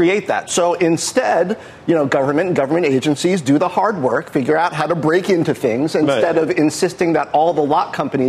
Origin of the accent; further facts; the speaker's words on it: New York, United States; born there; also born or lived in California / Midwest; I'm from everywhere, Joe. Born in New York, lived in California for 14 years.